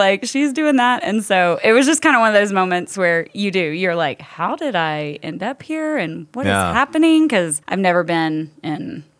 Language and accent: English; Nashville, Tennessee, United States; Okay, I think I have a story. I'm from Nashville, so I could pull